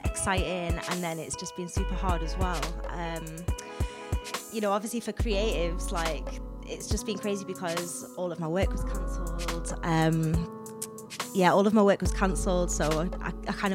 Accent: Newcastle upon Tyne, North East England, United Kingdom; moved away as an adult; now in Manchester, United Kingdom; moving down to Manchester because I'm originally from Newcastle

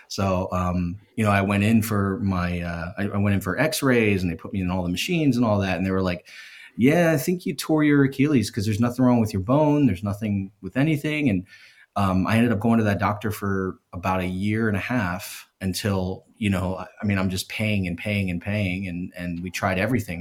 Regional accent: Philadelphia, Pennsylvania, United States; I'm from Philadelphia

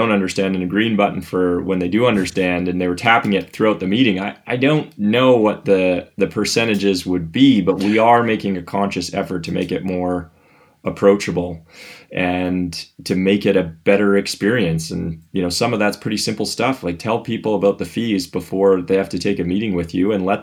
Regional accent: Canada; I'm from Canada

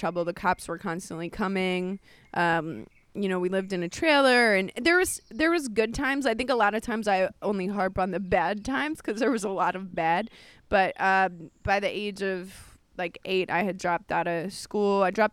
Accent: New York, United States; I'm from New York.

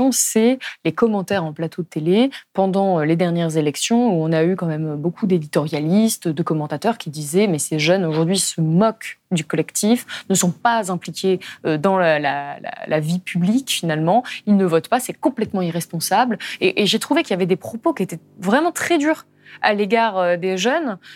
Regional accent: Lyon, Auvergne-Rhône-Alpes, France; On est de Lyon, on est

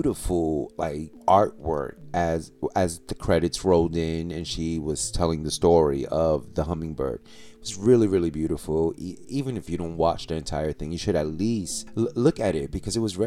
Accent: New York, United States; my hometown, New York

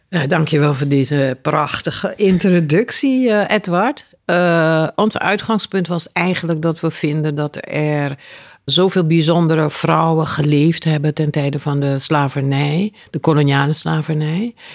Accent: Suriname; moved away; also born or lived in Aruba; Ik ben in Suriname geboren, maar ik heb jaren op Aruba gewoond

